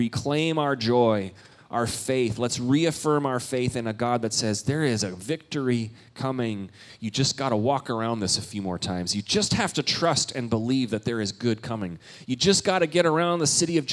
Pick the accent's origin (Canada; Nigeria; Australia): Canada; moved away; I'm Canadian